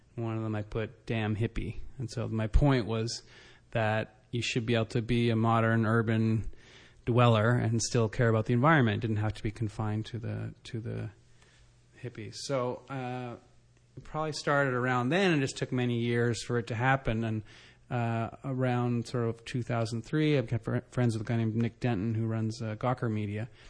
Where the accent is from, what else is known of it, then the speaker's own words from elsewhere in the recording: Canada; also born or lived in Ottawa / Vancouver; I'm Canadian